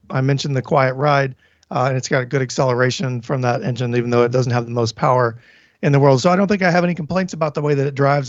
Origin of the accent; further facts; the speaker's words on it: Tennessee, United States; moved away; I'm from Tennessee